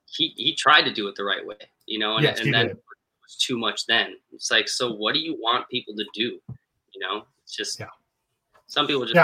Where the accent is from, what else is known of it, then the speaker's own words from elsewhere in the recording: Wisconsin, United States; I'm from Wisconsin